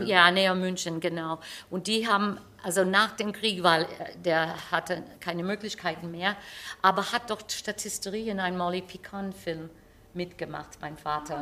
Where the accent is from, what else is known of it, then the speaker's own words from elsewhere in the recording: United States; accent: American; German is a second language; moved away; ich habe einen amerikanischen Akzent, wenn ich Deutsch spreche